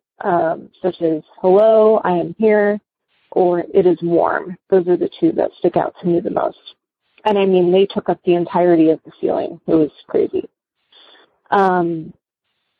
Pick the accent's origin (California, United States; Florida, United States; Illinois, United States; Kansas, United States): Florida, United States; West Palm Beach; I'm originally from West Palm Beach, Florida